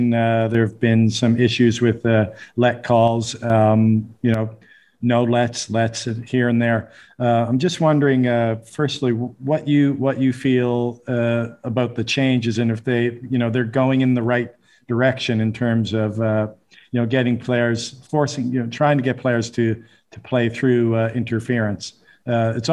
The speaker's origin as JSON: {"language": "English", "country": "Canada", "said": "I'm from Canada, and we play the hardball doubles there"}